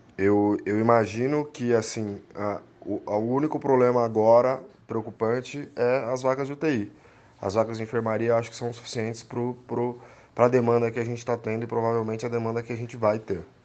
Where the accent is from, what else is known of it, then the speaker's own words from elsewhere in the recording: São Bernardo do Campo, São Paulo, Brazil; eu nasci em São Bernardo do Campo, meu pai é de Santo André, eu tenho família em Santo André. Eu não morei na região por apenas 10 anos da minha vida, então eu conheço muito bem a região do Grande ABC aqui